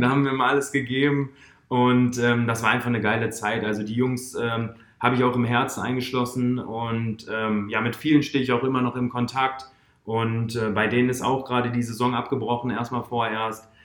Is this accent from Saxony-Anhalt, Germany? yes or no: no; Duisburg, North Rhine-Westphalia, Germany; moved away as an adult; now in Oldenburg, Germany; ich habe natürlich in Duisburg meine, meine Heimat. Also da bin ich aufgewachsen.